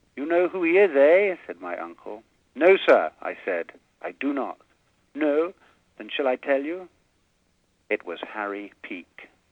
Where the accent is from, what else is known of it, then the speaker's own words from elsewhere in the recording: England, United Kingdom; moved away as an adult; now in United States; growing up in England